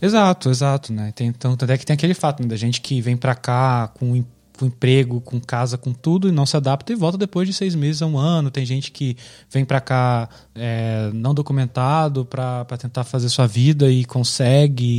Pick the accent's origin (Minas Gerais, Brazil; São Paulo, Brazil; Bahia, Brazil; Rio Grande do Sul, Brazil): Minas Gerais, Brazil; moved away as an adult; also born or lived in Niterói; now in Amsterdam, Netherlands; eu sou nascido e criado em Minas Gerais, na cidade de Paraíba